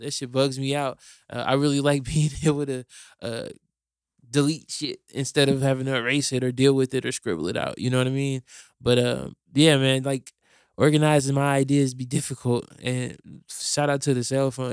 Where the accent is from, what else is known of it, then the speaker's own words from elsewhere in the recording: Fort Wayne, Indiana, United States; now in Indianapolis, United States; I'm from Fort Wayne, and Fort Wayne feels like a, a totally different world